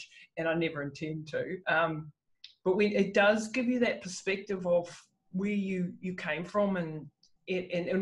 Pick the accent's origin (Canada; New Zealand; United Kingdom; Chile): New Zealand; And so I grew up in New Zealand in the 70s